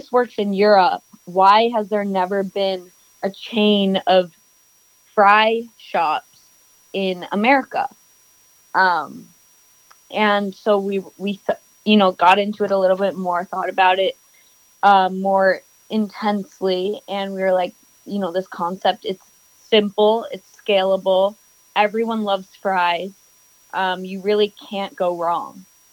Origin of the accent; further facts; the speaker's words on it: New York City, New York, United States; I am born and raised in New York City.